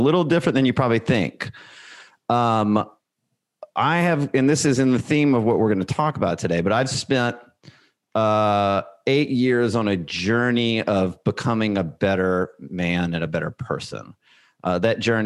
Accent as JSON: {"language": "English", "region": "Alabama", "country": "United States", "tie": "born or raised there", "said": "I grew up in Alabama, and I went to the University of Alabama."}